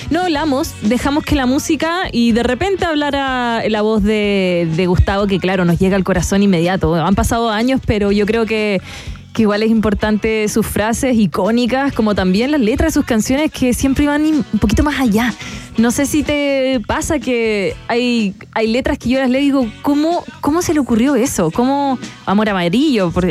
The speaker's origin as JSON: {"language": "Spanish", "country": "Argentina", "said": "Yo soy argentina, entonces voy a decir la letra A."}